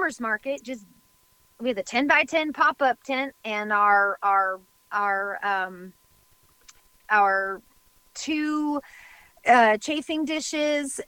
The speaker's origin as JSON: {"language": "English", "region": "West Coast", "country": "United States", "tie": "born or raised there", "also_born_or_lived": "Oregon", "moved": "as an adult", "lives_now": "Nashville, United States", "said": "when we moved here to Tennessee, we grew up on the West Coast, so we've always been West Coast people."}